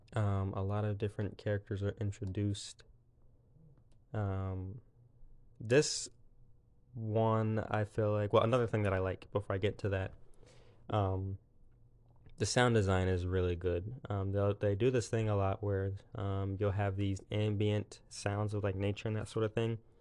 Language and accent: English; South Carolina, United States; also born or lived in Pennsylvania; I was born in Pennsylvania when I was, like, six. We moved to, um, South Carolina